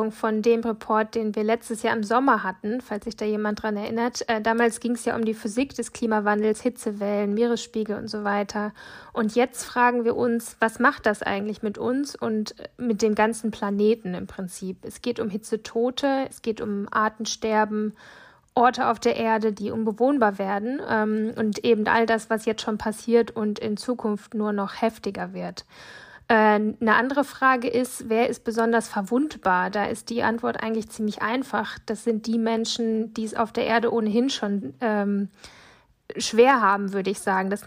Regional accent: Western Ukraine, Ukraine; German is a second language; Ich komme aus dem Westen Ukraine, mit dem, äh, wo die Grenze mit Moldawien. Mein Vater ist da und er äh, muss da bleiben.

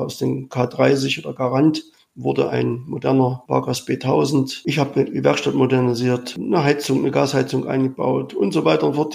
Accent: Sangerhausen, Saxony-Anhalt, Germany; mein MVG in Sangerhausen nehme, das ist meine Heimatstadt

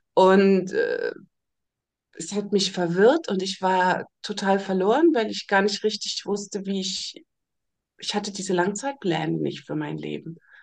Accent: Germany; ich bin ja in der DDR aufgewachsen, im Kommunismus.

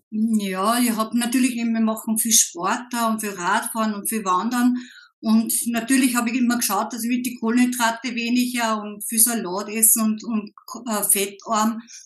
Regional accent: Upper Austria, Austria; komme aus Oberösterreich

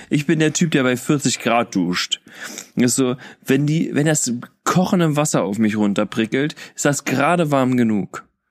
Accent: Kassel, Hesse, Germany; bei uns in Kassel

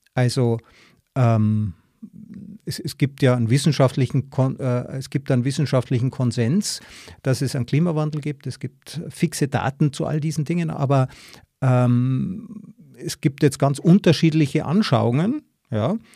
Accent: Tyrol, Austria; ich bin ja auch aus Tirol

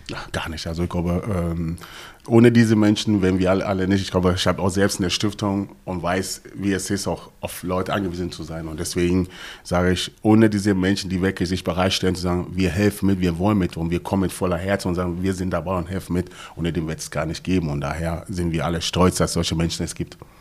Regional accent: Hanover, Lower Saxony, Germany; now in Gelsenkirchen, Germany; ich komme aus, ursprünglich aus Hannover

